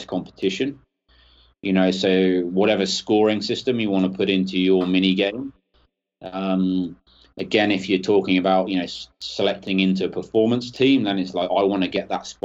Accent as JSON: {"language": "English", "town": "Northampton", "region": "East Midlands", "country": "United Kingdom", "tie": "born or raised there", "also_born_or_lived": "Chile", "moved": "as an adult", "said": "my hometown club is Northampton Saints here in England"}